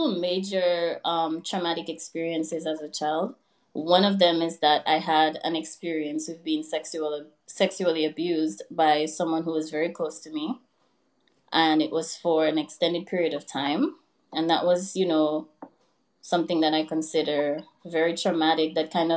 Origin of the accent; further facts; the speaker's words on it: Dominica; moved away as an adult; also born or lived in Louisiana, United States; now in New York, United States; I was born and raised in Dominica. I went to high school and college back home.